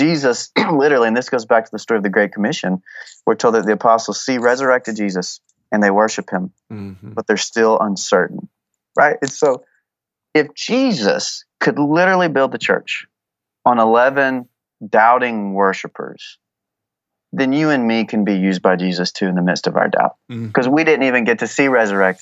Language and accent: English; Texas, United States; I'm from Texas